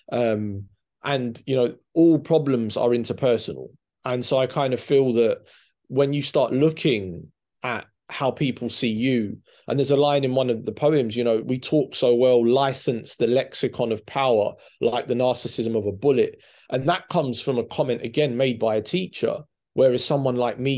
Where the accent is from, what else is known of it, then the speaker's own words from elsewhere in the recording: England, United Kingdom; born there; I'm I'm Cypriot too, and I'm I'm born. I was born in in in England. I'm a bit older than you. I'm 50